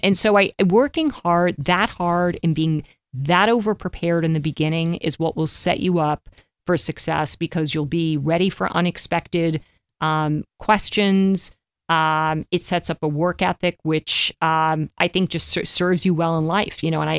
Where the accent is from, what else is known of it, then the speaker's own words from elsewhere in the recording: New York City, New York, United States; growing up in New York, I don't know. I didn't like, I went to Stuyvesant.